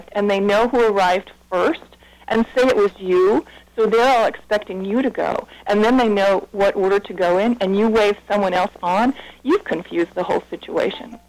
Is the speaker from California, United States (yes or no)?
no; Webster, New York, United States; moved away as an adult; also born or lived in Holland, Michigan / Kansas / Columbia, Maryland; I grew up in Webster, New York